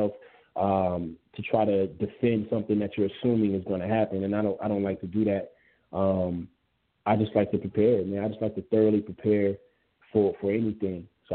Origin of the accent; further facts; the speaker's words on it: West Coast, United States; I'm from the West.